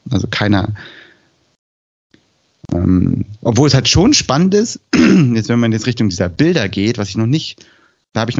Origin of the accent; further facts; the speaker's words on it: Switzerland; dann testest du es erstmal aus deinem Kontext. Also als Frau, als Schweizerin, mit einem Schweizer Alphabet